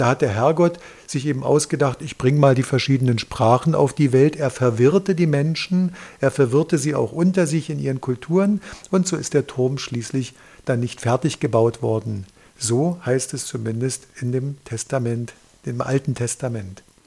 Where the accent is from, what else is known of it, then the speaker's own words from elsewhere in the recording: Dresden, Saxony, Germany; als Dresdner